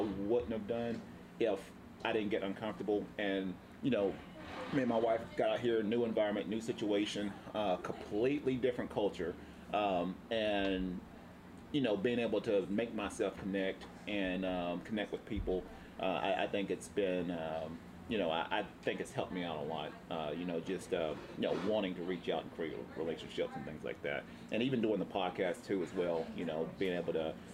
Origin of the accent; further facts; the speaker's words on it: Tennessee, United States; moved away as an adult; now in Oceanside, United States; I'm originally from Tennessee